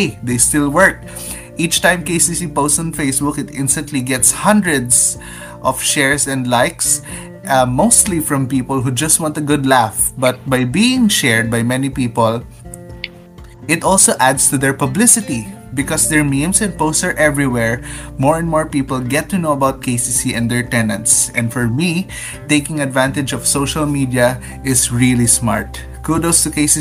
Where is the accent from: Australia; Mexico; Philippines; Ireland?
Philippines